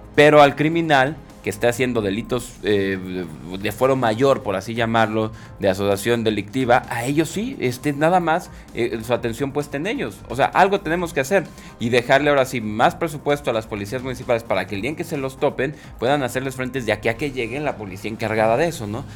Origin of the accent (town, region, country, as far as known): Mexico